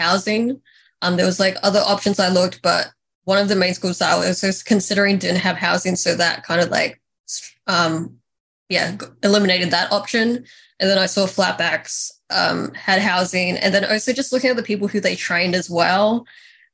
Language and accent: English; Australia; as a teenager, I knew that you, like, as an Australian, you had to go to America